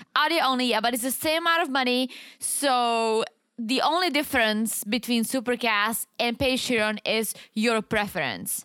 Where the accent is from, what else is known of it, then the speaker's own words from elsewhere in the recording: Czechia; accent: Czech; moved away; I'm from the Czech Republic